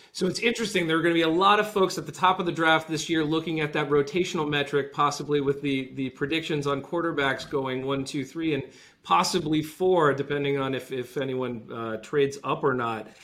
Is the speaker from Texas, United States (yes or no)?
no; Rhode Island, United States; I grew up in Rhode Island